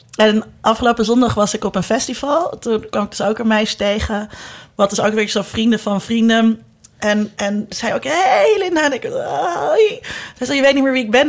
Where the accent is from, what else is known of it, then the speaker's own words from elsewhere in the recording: Zeist, Utrecht, Netherlands; moved away as an adult; also born or lived in Amsterdam; ik kwam uit Zeist en iedereen uit Zeist, die uit Zeist kwam, die werd ergens lid